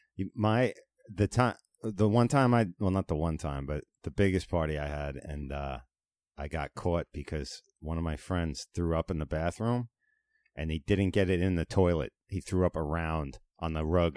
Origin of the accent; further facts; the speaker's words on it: Long Island, New York, United States; Growing up in Manitowoc and Cuyahoga on the country end of Long Island